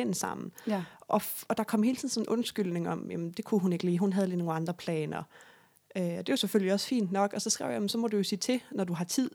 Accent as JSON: {"language": "Danish", "town": "Sønderborg", "region": "Southern Denmark", "country": "Denmark", "moved": "yes", "said": "Sønderborg, Lille Sønderborg, hvor jeg kommer fra"}